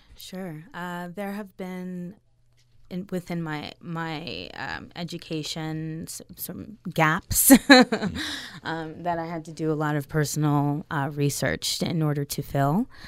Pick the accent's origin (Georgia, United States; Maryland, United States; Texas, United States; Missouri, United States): Maryland, United States; I grew up in Maryland